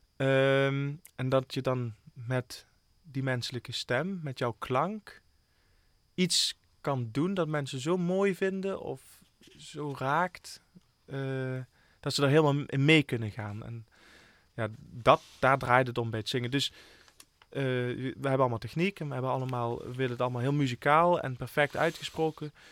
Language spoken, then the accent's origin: Dutch; Limburg, Netherlands; Ik ben een Limburger. Ik voel me hier helemaal thuis.